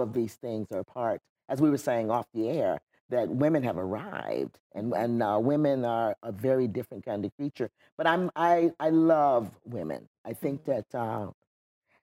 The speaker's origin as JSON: {"language": "English", "town": "Wayland", "region": "New York", "country": "United States", "tie": "born or raised there", "also_born_or_lived": "Florida", "moved": "yes", "lives_now": "California, United States", "said": "ended up living in upstate New York, in Wayland, New York"}